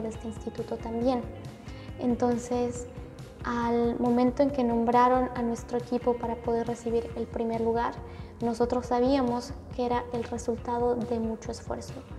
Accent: Bolivia; now in New York, United States; como primera boliviana

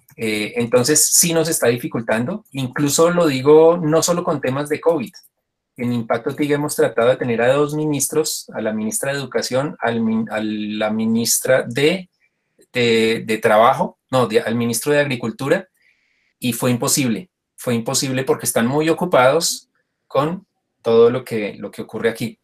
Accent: Colombia

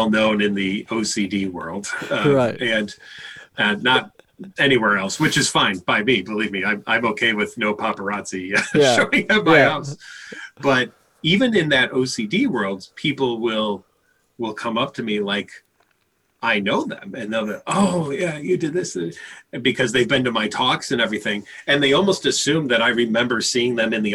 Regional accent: Chicago, Illinois, United States; I grew up in Chicago

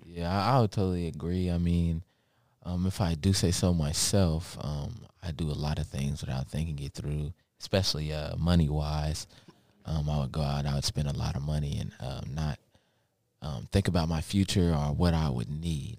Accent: Lexington, Kentucky, United States; also born or lived in Baltimore, Maryland; we moved to Lexington, Kentucky

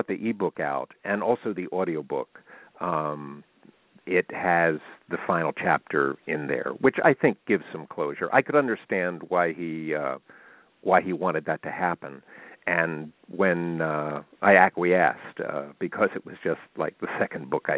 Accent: Elizabethtown, Pennsylvania, United States; my hometown of Elizabethtown, where I actually still live

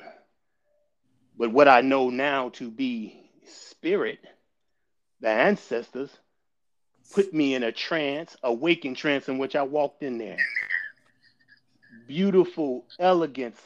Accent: Chicago, Illinois, United States; also born or lived in Gary, Indiana; I am actually born and raised in Chicago

